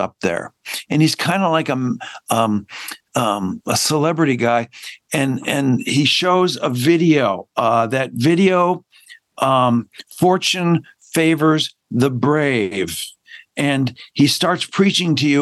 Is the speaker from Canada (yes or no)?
yes; Hamilton, Ontario, Canada; moved away; also born or lived in Chicago; My parents moved from Owen Sound, Ontario, 2 months before I was born, to Chicago. And then they moved back to Hamilton, Ontario